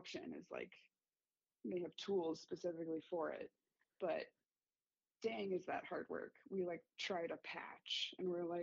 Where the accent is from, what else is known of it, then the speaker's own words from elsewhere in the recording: California, United States; moved away as an adult; now in Berkley, Michigan, United States; I moved to Michigan in the fall of 2020. I am originally from California